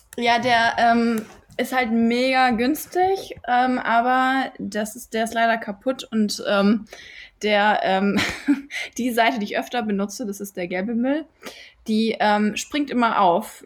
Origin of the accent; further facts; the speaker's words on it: Düsseldorf, North Rhine-Westphalia, Germany; ich bin Düsseldorferin